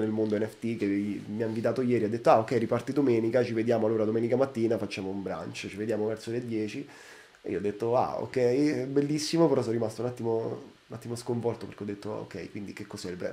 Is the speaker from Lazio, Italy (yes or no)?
yes; Rome, Lazio, Italy; Io vengo da Roma